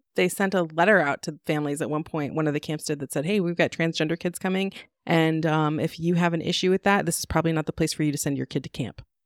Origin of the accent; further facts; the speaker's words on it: United States; I grew up in Washington